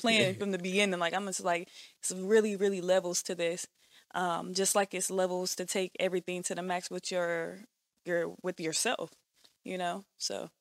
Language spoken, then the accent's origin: English; Bakersfield, California, United States; I'm from here and Bakersfield at the same time.